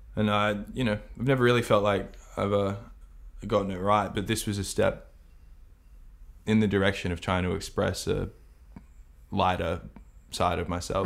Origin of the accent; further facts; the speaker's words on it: Australia; All Australians